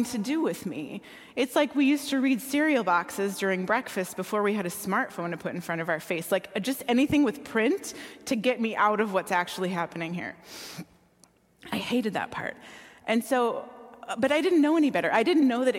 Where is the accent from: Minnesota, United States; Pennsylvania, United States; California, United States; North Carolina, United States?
Minnesota, United States; Minneapolis–Saint Paul; I grew up here in the Twin Cities